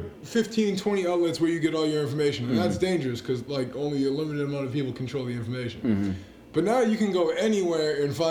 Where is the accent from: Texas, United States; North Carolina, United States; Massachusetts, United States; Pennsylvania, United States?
Massachusetts, United States; North Shore; Massachusetts, born and bred